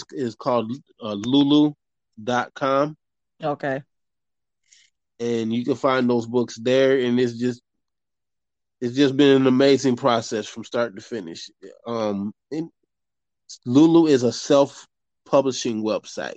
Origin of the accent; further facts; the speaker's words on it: Grand Rapids, Michigan, United States; moved away as an adult; now in Atlanta, United States; originally I'm from Grand Rapids, Michigan. I came to Atlanta doing music